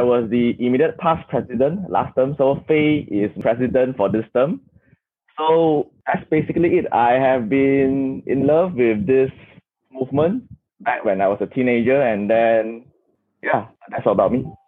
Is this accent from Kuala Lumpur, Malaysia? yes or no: yes; Kuala Lumpur, Malaysia; I'm from Kuala Lumpur, Malaysia